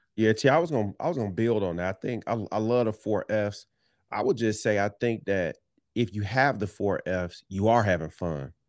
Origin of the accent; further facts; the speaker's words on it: Detroit, Michigan, United States; we grew up in Detroit